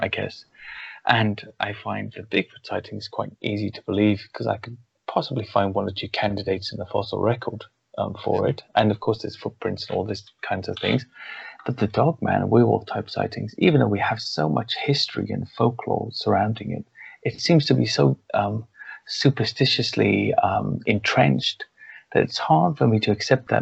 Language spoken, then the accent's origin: English; Wales, United Kingdom; I grew up in Wales